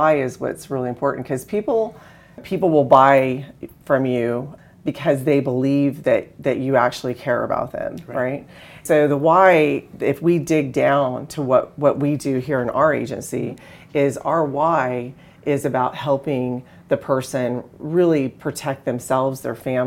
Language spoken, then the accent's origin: English; Texas, United States; moved away; I grew up in Texas